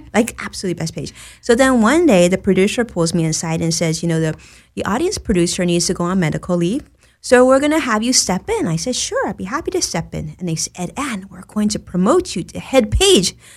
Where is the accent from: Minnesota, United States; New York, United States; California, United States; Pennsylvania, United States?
California, United States; Los Angeles; also born or lived in Orange County; I was born and raised in Los Angeles